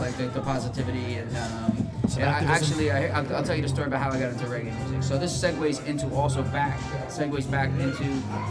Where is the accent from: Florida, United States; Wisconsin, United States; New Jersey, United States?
New Jersey, United States; Bloomfield; I grew up in Bloomfield.